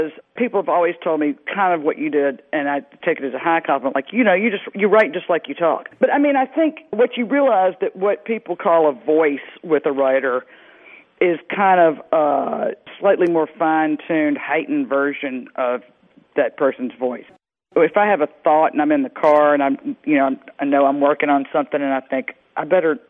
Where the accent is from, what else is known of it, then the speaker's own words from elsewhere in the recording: Mississippi Delta, United States; I grew up in the Mississippi Delta